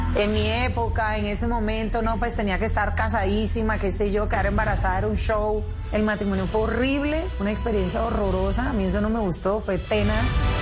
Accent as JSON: {"language": "Spanish", "town": "Cartagena", "region": "Bolívar", "country": "Colombia", "tie": "born or raised there", "also_born_or_lived": "Bogotá", "moved": "as an adult", "said": "Yo nací en Cartagena, Bolívar, eh, un 18 de noviembre"}